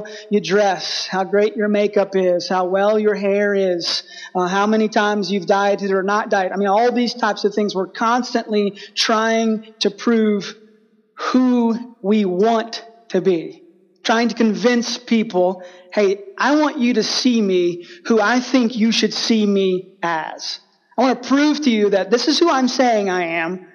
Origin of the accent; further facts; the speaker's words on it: Texas, United States; I grew up in Texas